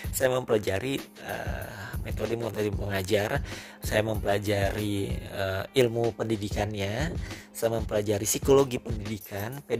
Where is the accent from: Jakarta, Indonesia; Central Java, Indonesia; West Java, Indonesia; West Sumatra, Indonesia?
West Sumatra, Indonesia; Padang; born there; saya terima kenyataan bahwa saya harus berkuliah di Padang di mana itu adalah kampung